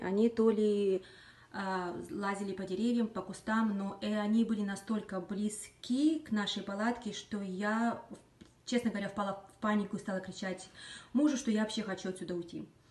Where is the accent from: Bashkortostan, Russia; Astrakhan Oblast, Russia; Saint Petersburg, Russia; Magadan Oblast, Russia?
Magadan Oblast, Russia; Magadan; moved away as an adult; now in Washington, United States; я сама из Магадана, Дальнего Востока, прожила там практически половину своей жизни на сегодняшний момент.